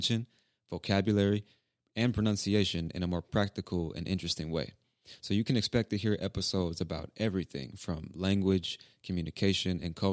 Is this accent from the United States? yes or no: yes; United States; I'm an English teacher and podcaster born and raised in the United States of America